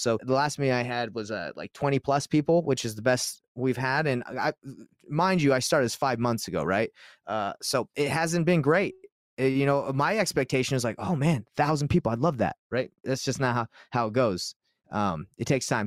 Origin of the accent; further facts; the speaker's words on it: Utah, United States; I'm from Utah